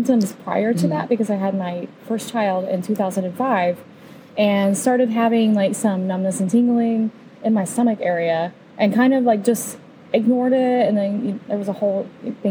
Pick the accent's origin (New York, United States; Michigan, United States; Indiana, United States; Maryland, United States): Indiana, United States; moved away as an adult; also born or lived in Colorado Springs, Colorado; now in Nashville, United States; I was raised in Indiana, moved to Colorado when I was 21